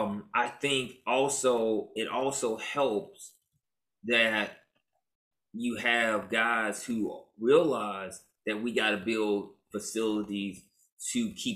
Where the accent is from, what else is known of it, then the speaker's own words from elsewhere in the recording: Memphis, Tennessee, United States; now in New Orleans, United States; I'm from Memphis.